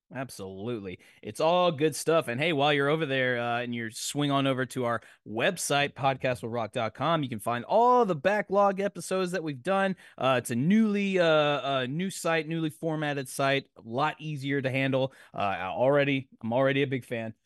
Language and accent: English; Nashville, Tennessee, United States; I'm from Nashville